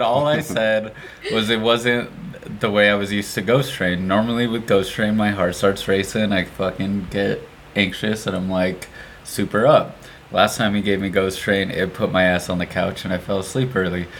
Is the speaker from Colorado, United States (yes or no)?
yes; Pueblo, Colorado, United States; it's my hometown